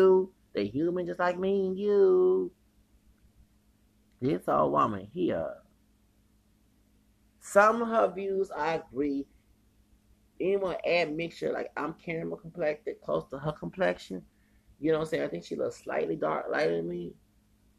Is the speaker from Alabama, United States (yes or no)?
no; Houston, Texas, United States; I'm from Houston. I ain't from Dallas